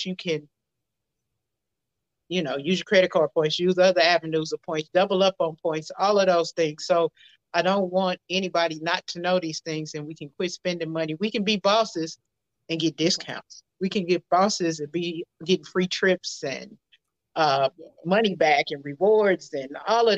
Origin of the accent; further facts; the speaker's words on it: St. Louis, Missouri, United States; now in Houston, United States; I'm originally from St. Louis. I'm residing in the Houston area right now